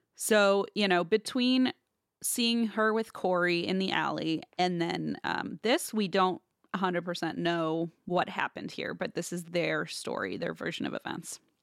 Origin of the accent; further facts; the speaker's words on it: Midwest, United States; I'm from the Midwest